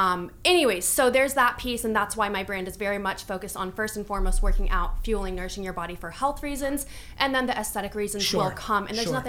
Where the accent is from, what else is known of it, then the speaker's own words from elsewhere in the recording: California, United States; I grew up in the US, in Northern California, a small town.